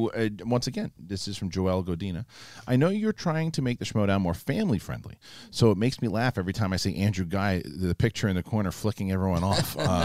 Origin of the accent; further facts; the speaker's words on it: Saskatchewan, Canada; I'm flying in from Saskatchewan, Canada.